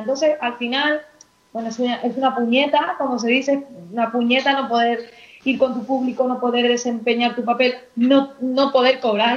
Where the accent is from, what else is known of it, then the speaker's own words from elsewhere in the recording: Seville, Andalusia, Spain; yo soy sevillana